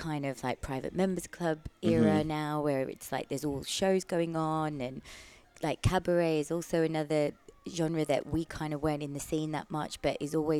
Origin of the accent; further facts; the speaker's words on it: Australia; moved away as an adult; also born or lived in London; now in United Kingdom; And I'm from Australia, so I did all my training in Australia